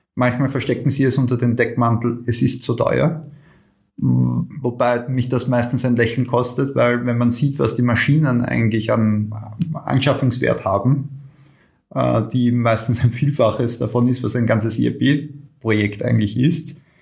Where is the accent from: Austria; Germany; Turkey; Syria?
Austria; bei uns in Österreich